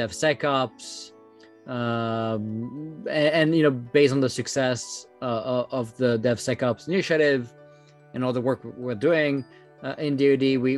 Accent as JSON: {"language": "English", "country": "France", "second_language": "English", "moved": "as an adult", "lives_now": "United States", "said": "I started back in France, as you can tell with my accent."}